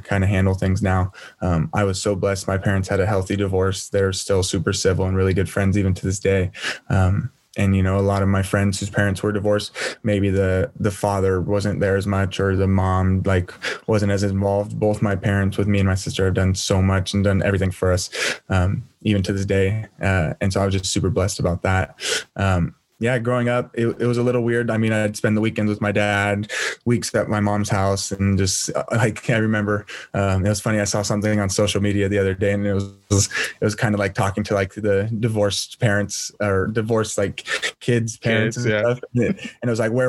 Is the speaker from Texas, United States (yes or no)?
no; Turlock, California, United States; also born or lived in San Diego; I was born and raised in a small city in Northern California called Turlock.